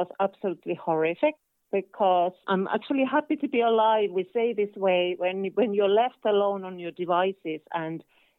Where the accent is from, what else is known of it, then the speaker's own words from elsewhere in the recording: northern Finland, Finland; now in Ireland; I'm from Finland. I'm kind of from northern Finland. So we have lots of forests and lakes there. And I'm from a small town